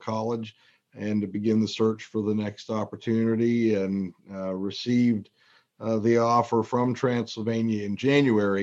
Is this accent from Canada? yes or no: yes; Toronto, Ontario, Canada; moved away as an adult; also born or lived in North Carolina; now in Lexington, United States; I grew up in Toronto, Canada